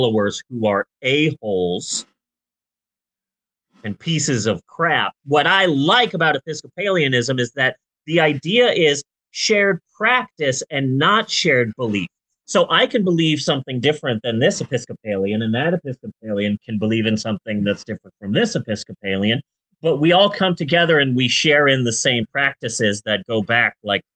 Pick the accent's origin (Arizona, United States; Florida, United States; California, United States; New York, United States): Arizona, United States; Phoenix; I'm from Phoenix